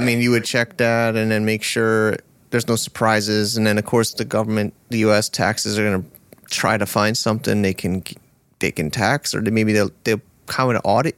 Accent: United States; moved away as an adult; now in China; I grew up American, uh, I grew up in America

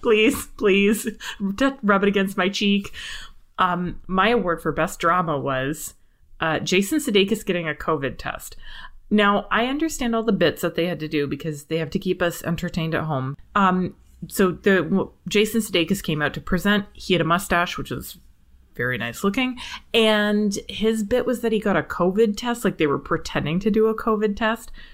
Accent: Canada; I'm Canadian

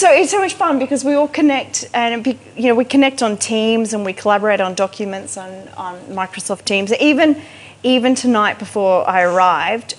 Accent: Sunshine Coast, Queensland, Australia; I'm, I'm a country girl. I'm from the Sunshine Coast.

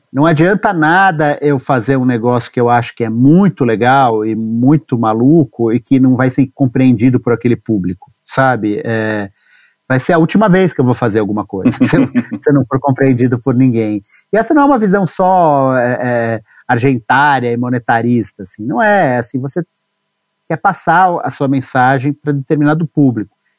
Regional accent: São Paulo, Brazil; Eu nasci em São Paulo, em 77

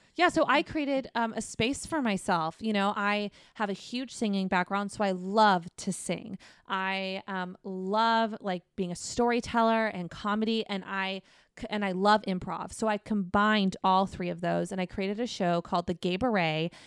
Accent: Arizona, United States; moved away as an adult; also born or lived in New York / Texas; now in Los Angeles, United States; I'm from Arizona, and that led me to New York for a moment, then to Texas for a brief moment, and then to California, um, to L A.

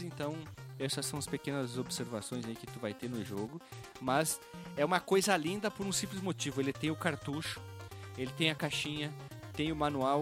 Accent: Bento Gonçalves, Rio Grande do Sul, Brazil; Eu nasci em Bento Gonçalves

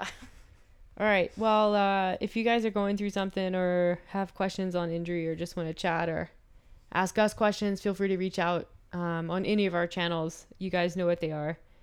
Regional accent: the South, United States; now in Calgary, Canada; I'm from the South

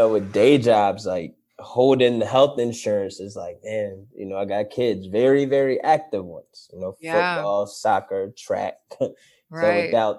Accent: Florida, United States; You know, that's all I knew growing up in Florida when I was little.

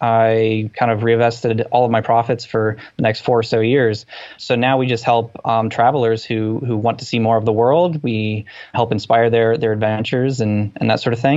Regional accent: Findlay, Ohio, United States; moved away as an adult; now in Columbus, United States; I'm from Findlay, Ohio, the northwest part of Ohio. I came down to Columbus in 2005

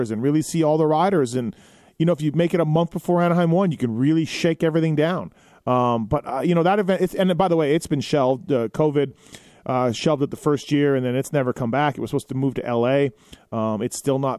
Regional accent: Canada; moved away; my home country of Canada

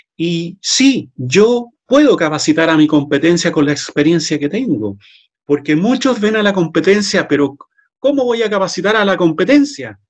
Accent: Chile; en mi país, Chile

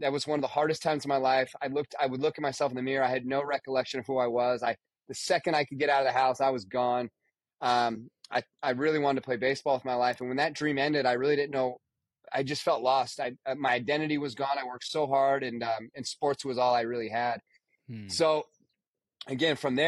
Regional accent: Nevada, United States; I grew up in Nevada.

